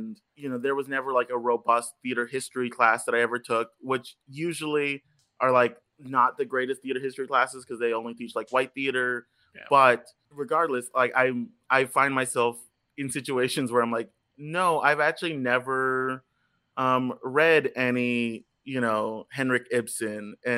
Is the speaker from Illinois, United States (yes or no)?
no; Texas, United States; But I was a kid from South Texas that had no concept of what Washington Heights was.